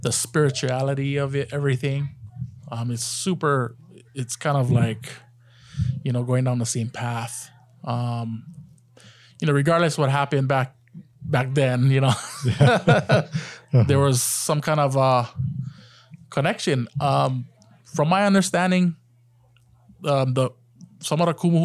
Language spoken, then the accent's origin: English; Hawaii, United States; my last name being Japanese and from the islands